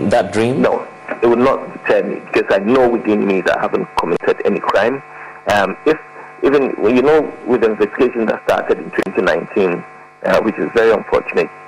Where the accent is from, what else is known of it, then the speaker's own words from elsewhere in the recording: Ghana; as a Ghanaian